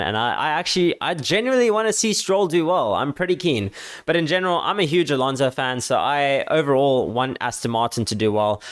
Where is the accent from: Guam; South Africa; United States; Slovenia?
South Africa; I'm a South African guy